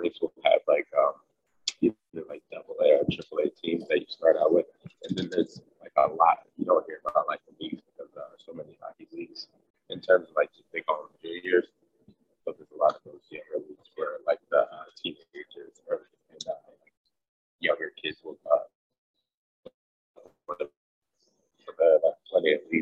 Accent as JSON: {"language": "English", "town": "Atlanta", "region": "Georgia", "country": "United States", "also_born_or_lived": "Detroit", "moved": "yes", "said": "I'm from Atlanta"}